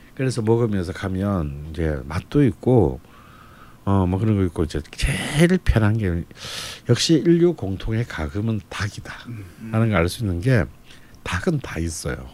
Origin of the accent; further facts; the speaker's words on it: Busan, South Korea; 근데 저는 이제 부산 사람이기 때문에